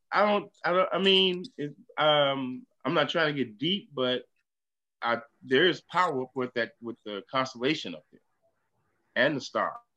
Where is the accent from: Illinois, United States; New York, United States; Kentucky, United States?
Illinois, United States; Chicago; also born or lived in Atlanta, Georgia; You know, I'm from Chicago